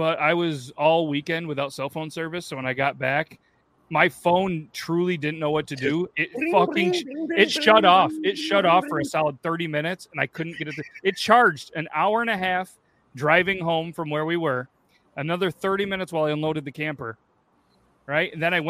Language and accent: English; Syracuse, New York, United States; I grew up in Syracuse.